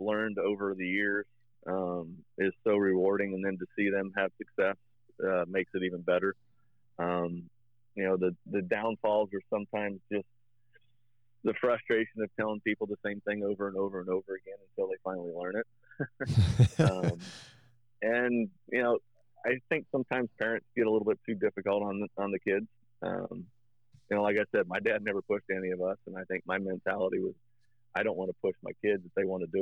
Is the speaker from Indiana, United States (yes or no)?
yes; Marion, Indiana, United States; I grew up in Marion, Indiana, which is like basketball capital of Indiana.